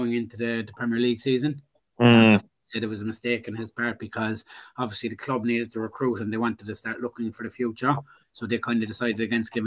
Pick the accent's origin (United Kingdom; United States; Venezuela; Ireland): Ireland; now in Australia; being an Irish Villa fan